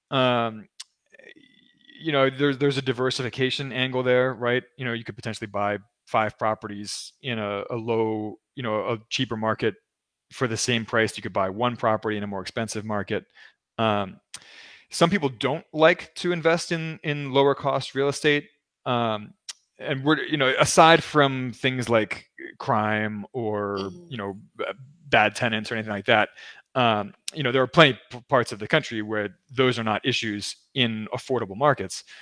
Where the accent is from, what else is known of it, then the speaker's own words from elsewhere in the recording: Baltimore, Maryland, United States; Well, it's my hometown. I'm from Baltimore.